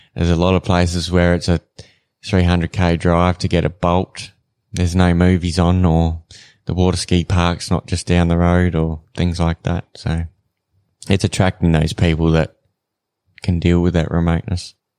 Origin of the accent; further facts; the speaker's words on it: Renmark, South Australia, Australia; moved away as an adult; now in Katherine, Australia; I'm not originally from here. I grew up in South Australia in a town called Remark